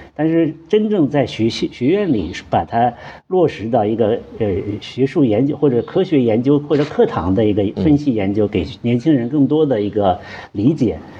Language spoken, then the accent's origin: Chinese; China; 我们中国人的头发一样，都黑头发